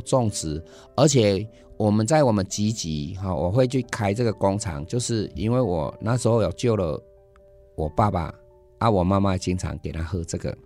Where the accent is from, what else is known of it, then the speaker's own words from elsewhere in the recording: Jiji, Nantou County, Taiwan; moved away as an adult; also born or lived in Taipei; 出生的时候，啊，到我高中的时候，我都是住在集集